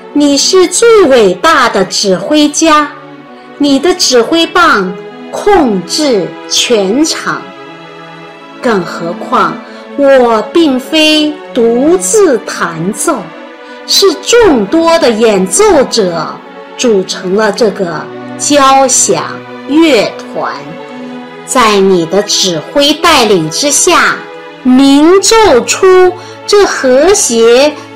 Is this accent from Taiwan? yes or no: no; China; 我们中国人